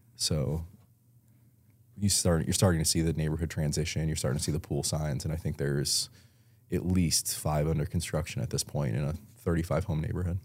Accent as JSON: {"language": "English", "town": "Elma", "region": "New York", "country": "United States", "tie": "born or raised there", "also_born_or_lived": "Buffalo, New York / tri-state area", "moved": "as an adult", "lives_now": "Tampa, United States", "said": "I grew up in Buffalo, New York, um, small town, Elma, New York."}